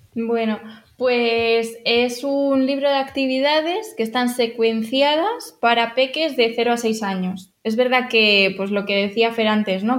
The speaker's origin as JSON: {"language": "Spanish", "town": "Madrid", "region": "Community of Madrid", "country": "Spain", "moved": "as an adult", "said": "somos de Madrid"}